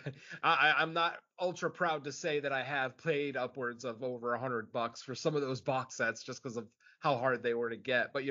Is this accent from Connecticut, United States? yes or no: yes; Connecticut, United States; Um, unfortunately, I didn't get Svengoolie growing up in Connecticut.